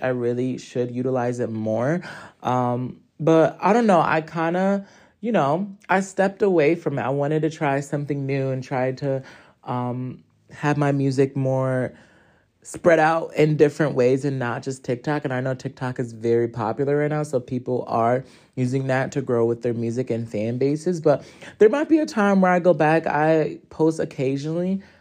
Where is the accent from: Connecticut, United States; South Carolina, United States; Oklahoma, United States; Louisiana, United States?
Connecticut, United States; Hartford; I am from Hartford, Connecticut